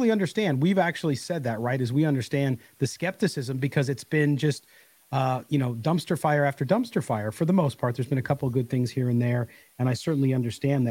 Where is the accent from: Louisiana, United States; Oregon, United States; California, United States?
California, United States; Carlsbad; also born or lived in Chicago, Illinois; my hometown of Carlsbad, California, which is North San Diego County